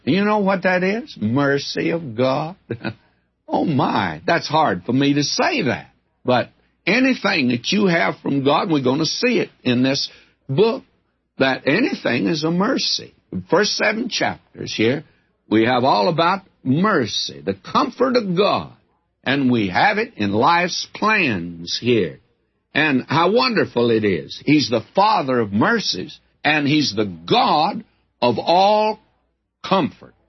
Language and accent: English; the South, United States; I'm a Southerner